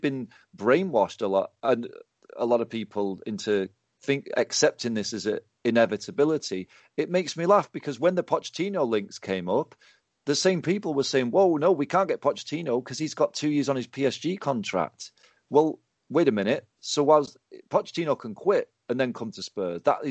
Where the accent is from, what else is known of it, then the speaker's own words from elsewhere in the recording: England, United Kingdom; I'm an English person